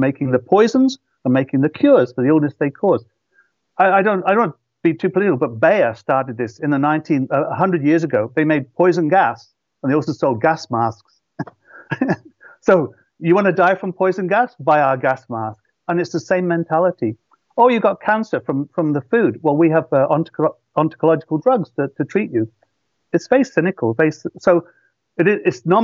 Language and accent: English; Shropshire, West Midlands, United Kingdom; moved away as an adult; also born or lived in London; And I come from Shropshire, and it was Darwin's birthplace. He visited the village I grew up in to collect his samples.